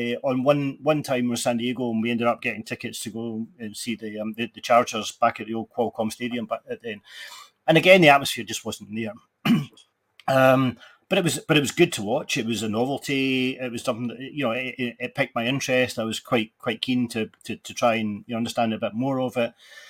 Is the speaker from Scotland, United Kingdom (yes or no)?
yes; Glasgow, Scotland, United Kingdom; I'm Scottish, and I come from Glasgow